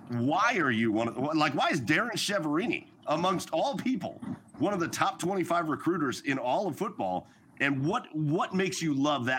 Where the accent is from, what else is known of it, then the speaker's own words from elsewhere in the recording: Cleveland, Ohio, United States; Which we're from Cleveland.